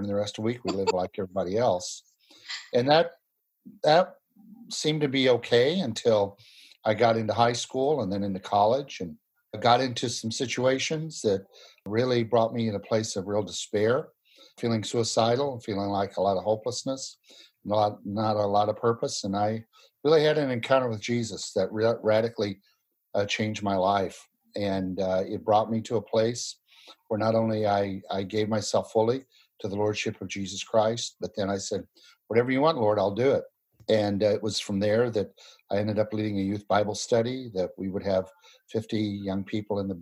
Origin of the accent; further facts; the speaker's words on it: Illinois, United States; now in Mechanicsburg, United States; I was raised in Illinois by parents who came from Kentucky